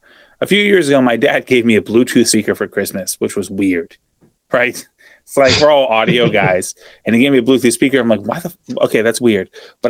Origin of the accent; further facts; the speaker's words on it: Australia; I'm Australian.